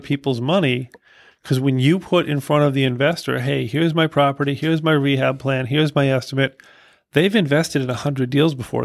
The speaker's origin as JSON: {"language": "English", "town": "Boston", "region": "Massachusetts", "country": "United States", "said": "I'm from Boston"}